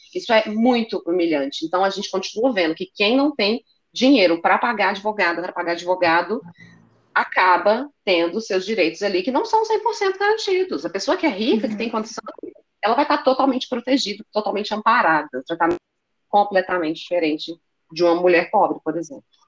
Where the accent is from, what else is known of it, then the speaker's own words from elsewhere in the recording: Belo Horizonte, Minas Gerais, Brazil; eu nasci em Belo Horizonte, meus pais nasceram em Belo Horizonte, os meus avós nasceram em Belo Horizonte